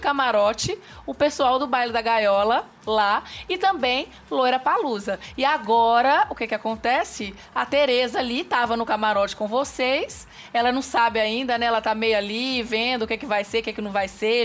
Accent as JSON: {"language": "Portuguese", "region": "Minas Gerais", "country": "Brazil", "said": "eu sou mineira como queijo"}